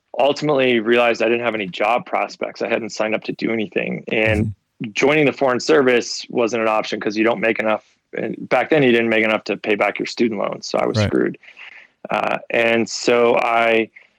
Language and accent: English; Lockport, New York, United States; moved away; I loved growing up in Buffalo